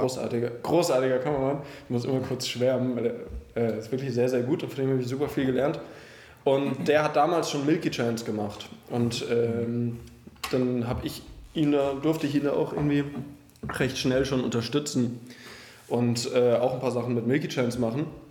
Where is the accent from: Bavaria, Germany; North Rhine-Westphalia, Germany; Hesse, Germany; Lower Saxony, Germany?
Hesse, Germany; Frankfurt am Main; now in Berlin, Germany; ich komme ja aus Frankfurt am Main eigentlich